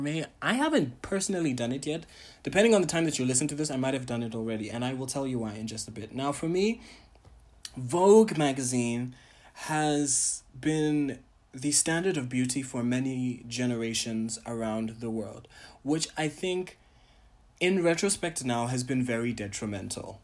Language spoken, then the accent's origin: English; Botswana; also born or lived in Ghana / Tanzania; I am a Ghanaian, Tanzanian, Pan-African, entertainer, curator, and entrepreneur from Botswana